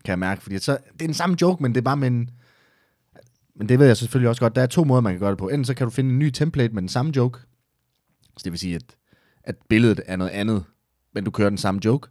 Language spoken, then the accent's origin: Danish; Esbjerg, Southern Denmark, Denmark; moved away as an adult; now in Herning, Denmark; Jeg er oprindeligt fra Esbjerg, så flyttede jeg til Herning